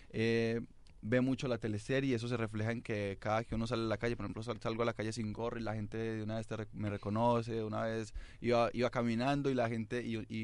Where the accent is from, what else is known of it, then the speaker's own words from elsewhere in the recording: Medellín, Antioquia, Colombia; now in Chile; Yo soy de Medellín, ah, mi papá es del Chocó y mi ah. mamá es de Córdoba.